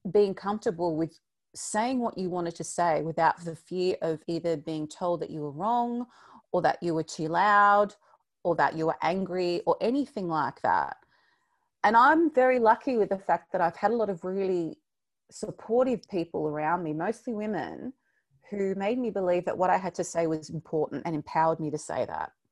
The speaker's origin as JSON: {"language": "English", "region": "Victoria", "country": "Australia", "said": "I know your listeners are all round, but we're from Victoria, and the fact that we can actually go outside now for two hours is uh, a reason to get out of the bed."}